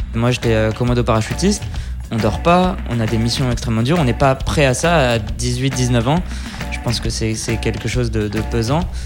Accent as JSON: {"language": "French", "town": "Lyon", "region": "Auvergne-Rhône-Alpes", "country": "France", "tie": "born or raised there", "moved": "as an adult", "lives_now": "Israel", "said": "je suis né à Lyon, et donc d'une mère égyptienne et d'un père marocain"}